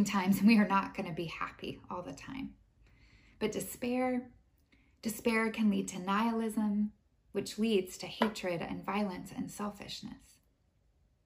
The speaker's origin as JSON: {"language": "English", "country": "United States", "said": "as an American"}